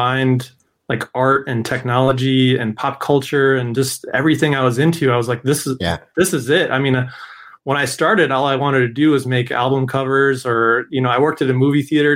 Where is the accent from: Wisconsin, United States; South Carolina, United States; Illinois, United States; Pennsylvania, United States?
Wisconsin, United States; Madison; I'm from Madison, Wisconsin